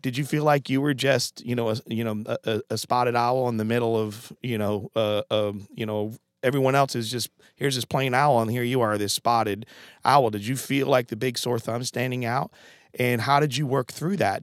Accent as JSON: {"language": "English", "region": "Connecticut", "country": "United States", "moved": "yes", "said": "I'm from Connecticut originally"}